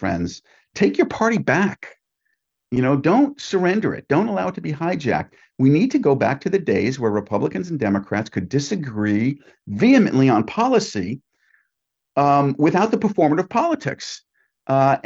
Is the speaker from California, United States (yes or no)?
no; Oyster Bay, New York, United States; I found a little 1,500 square foot storefront in Oyster Bay, Long Island, my hometown